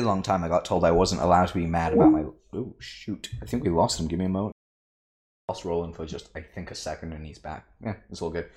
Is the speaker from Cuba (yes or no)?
no; United Kingdom; I'm British. We like to swear a lot. We use words that Americans cringe